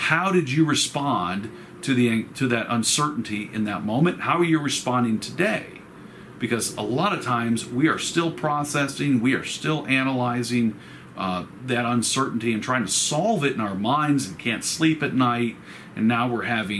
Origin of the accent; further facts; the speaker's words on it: Roswell, United States; when I grew up in Roswell, there was honeysuckle growing in the backyard